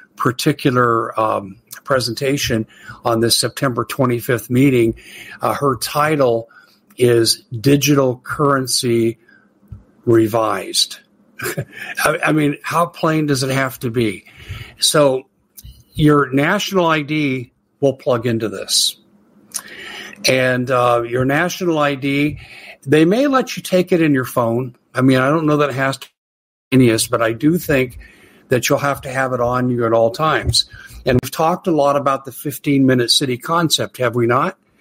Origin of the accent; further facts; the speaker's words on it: United States; being an American